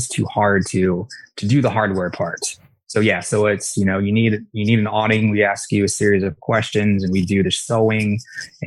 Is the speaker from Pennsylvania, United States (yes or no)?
no; Iowa, United States; moved away as an adult; also born or lived in Colorado; I grew up in Iowa